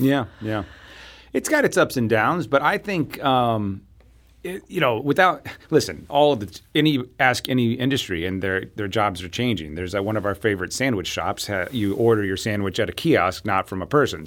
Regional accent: Southeast Missouri, United States; I grew up in Southeast Missouri

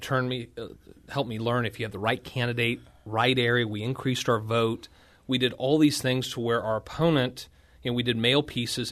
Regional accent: Washington, Missouri, United States; born and raised in Washington, Missouri

